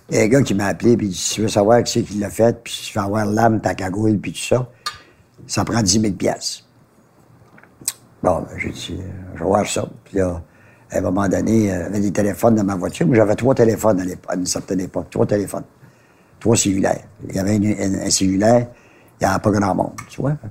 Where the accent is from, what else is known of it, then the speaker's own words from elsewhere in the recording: Montreal, Quebec, Canada; chez nous à Ville Danjou. J'habitais chez mes parents.